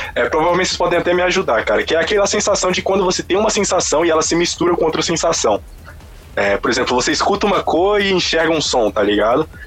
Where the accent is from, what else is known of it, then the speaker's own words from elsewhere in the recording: Brazil; eu nasci no Brasil